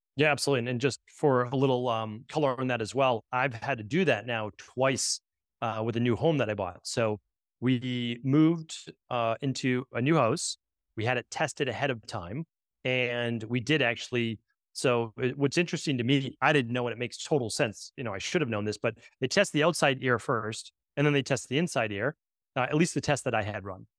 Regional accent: New England, United States; I'm from New England

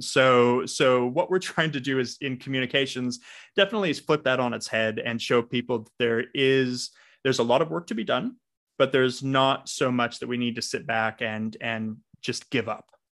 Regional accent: Los Angeles, California, United States; now in Australia; I am calling in from Australia, but for those with a good ear, I do not have an accent because I'm originally from Los Angeles.

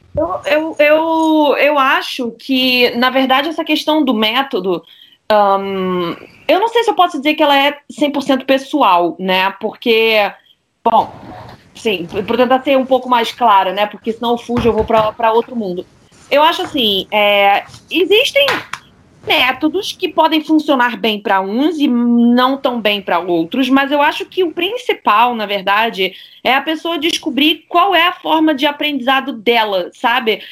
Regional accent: Rio de Janeiro, Brazil; moved away as an adult; now in Paris, France; eu fui criada a minha vida toda no Brasil, mas estudei na escola francesa é, do Rio de Janeiro

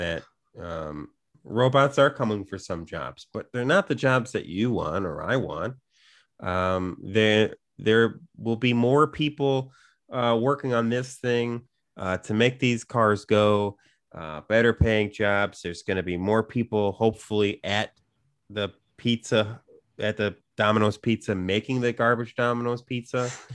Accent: Chicago, Illinois, United States; growing up in Chicago where there's so many, like, you know, non-chain versions

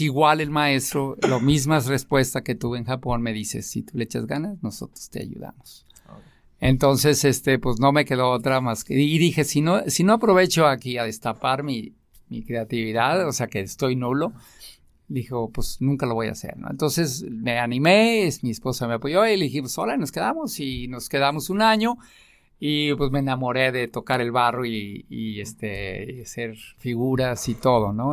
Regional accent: Tlaquepaque, Jalisco, Mexico; yo soy eh, de Tlaquepaque

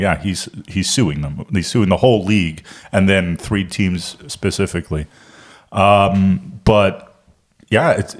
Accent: Germany; also born or lived in Miami, United States; now in Charlotte, United States; I'm from Germany originally

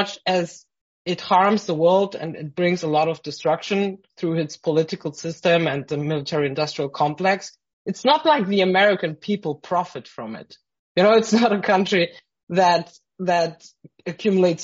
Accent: Frankfurt, Hesse, Germany; I grew up in Frankfurt

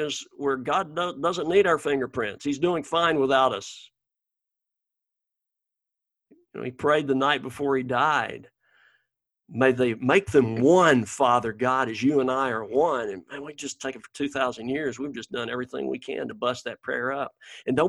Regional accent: Alabama, United States; moved away; Alabama, this is my home state

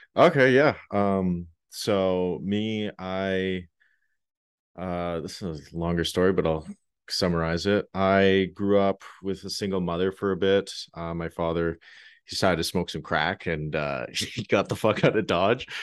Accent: Canada; being Canadian

